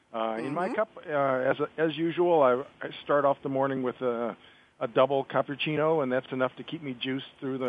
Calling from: Framingham, Massachusetts, United States; So it's a beautiful day here in Framingham, Massachusetts, just outside of Boston.

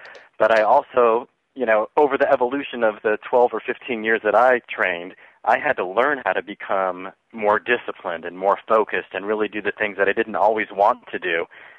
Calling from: Texas, United States; I am in Texas right now, and the weather here is also sunny and beautiful

